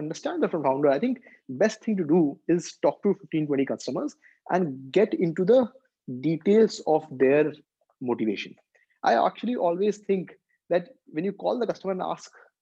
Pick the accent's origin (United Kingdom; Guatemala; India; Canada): India; as Indian investors